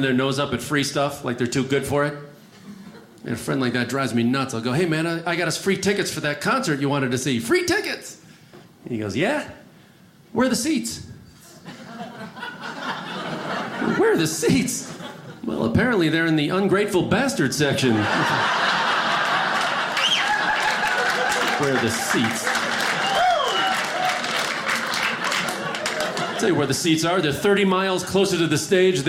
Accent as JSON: {"language": "English", "town": "Chicago", "region": "Illinois", "country": "United States", "also_born_or_lived": "California", "moved": "yes", "lives_now": "Los Angeles, United States", "said": "I'm originally from the Midwest, Chicago."}